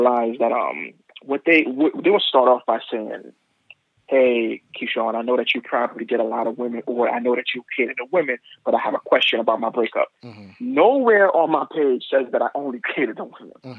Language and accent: English; New York City, New York, United States; growing up in Brooklyn